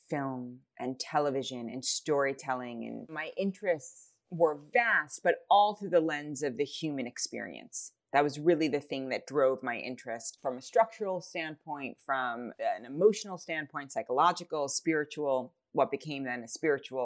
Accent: New York City, New York, United States; I grew up in New York City

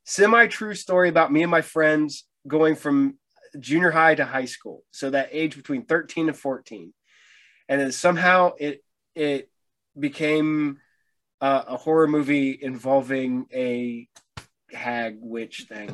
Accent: Piqua, Ohio, United States; also born or lived in Troy / Tipp City; I grew up here in Piqua. I've not ventured too far out in my own personal life

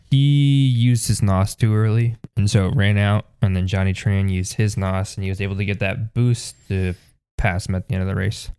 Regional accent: United States; being American

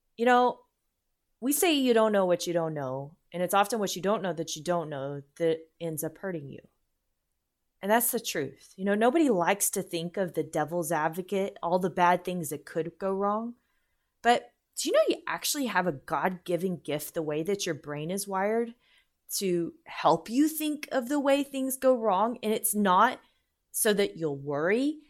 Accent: United States

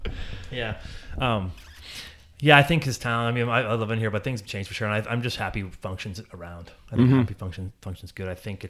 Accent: Barrie, Ontario, Canada; So I grew up in Barrie, just outside of Barrie.

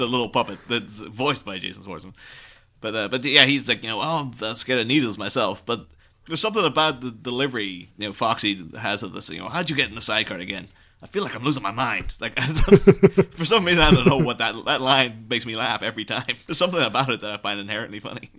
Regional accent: Ireland; moved away as an adult; now in England, United Kingdom; I grew up in Ireland, but I'm living in England at the mi-, at the minute

